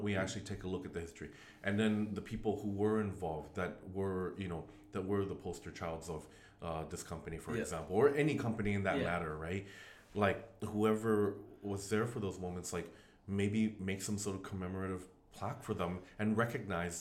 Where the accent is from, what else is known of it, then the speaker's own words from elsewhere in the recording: Vancouver, British Columbia, Canada; I'm born here. Obviously, I'm Asian Canadian